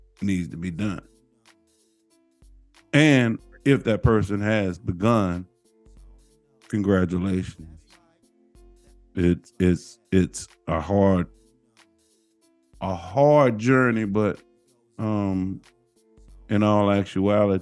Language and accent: English; St. Louis, Missouri, United States; But I'm from St. Louis